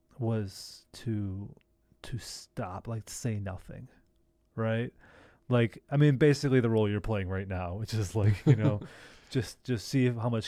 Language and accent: English; Great Lakes, United States; I grew up, it's not the same hot beach, but I grew up on Lake Michigan.